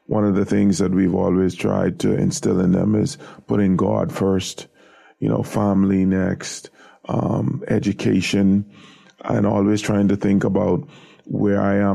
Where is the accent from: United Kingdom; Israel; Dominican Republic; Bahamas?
Bahamas; Nassau, New Providence; I grew up in an area on Harold Road, which is now called Tonic Williams Darling Highway. But my immediate neighborhood was the surrounding areas of Yellow Elder